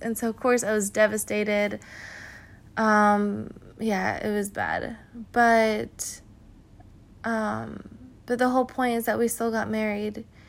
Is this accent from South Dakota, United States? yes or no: no; California, United States; I'm from California